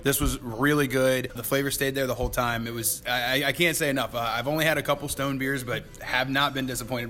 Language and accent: English; Kentucky, United States; I'm from Kentucky.